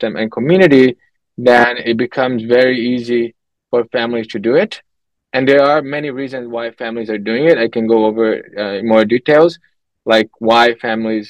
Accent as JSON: {"language": "English", "country": "Brazil", "tie": "born or raised there", "also_born_or_lived": "Canada", "moved": "as an adult", "said": "I'm from Brazil. So I grew up there, lived there for the first good 20 years of my life"}